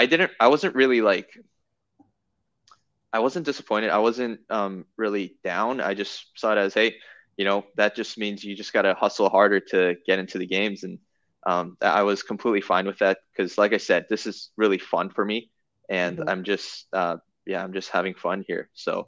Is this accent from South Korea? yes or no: yes; South Korea; now in United States; So, yeah, I definitely identify myself as a Korean as well as American. And my parents still live in Korea. I, speak fluent Korean.